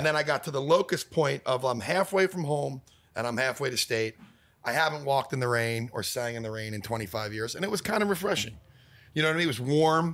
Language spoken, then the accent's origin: English; Philadelphia, Pennsylvania, United States; now in Los Angeles, United States; I'm from Philadelphia